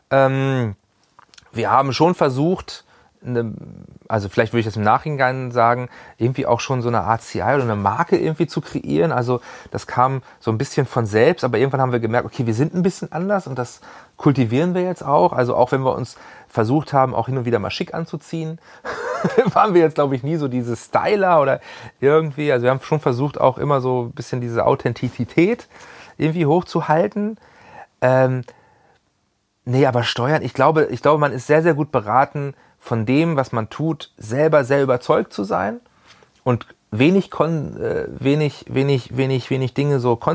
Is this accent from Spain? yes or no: no; Hanover, Lower Saxony, Germany; Also ich war immer sehr bodenständig, bin ja auch aus Hannover nie wirklich weggekommen ähm, hatte hier immer eine Base